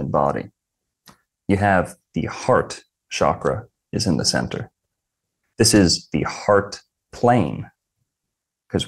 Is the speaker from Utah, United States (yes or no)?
no; Florida, United States; I was born in Florida, lived in Florida my whole life.